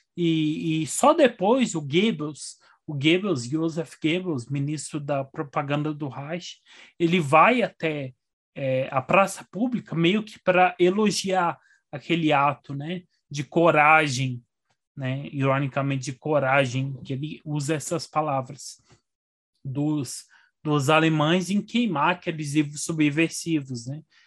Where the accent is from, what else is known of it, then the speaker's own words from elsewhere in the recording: Frutal, Minas Gerais, Brazil; now in Brasília, Brazil; eu nasci em Frutal